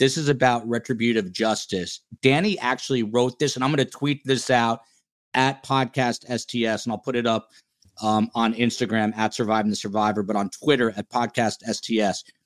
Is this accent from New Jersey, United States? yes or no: yes; New Jersey, United States; Jersey in the house, my home state